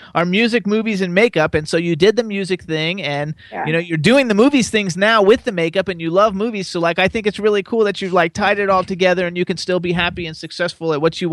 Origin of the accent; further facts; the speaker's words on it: West Palm Beach, Florida, United States; moved away as an adult; also born or lived in Miami / Jacksonville / Gainesville; now in Pennsylvania, United States; I grew up in West Palm Beach